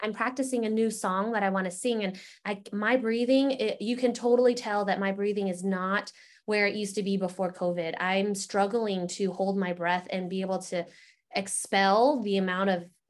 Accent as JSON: {"language": "English", "town": "San Antonio", "region": "Texas", "country": "United States", "tie": "born or raised there", "moved": "yes", "said": "this little town outside of San Antonio, part of San Antonio, Lila and I were born in the same place because I was born in San Antonio too."}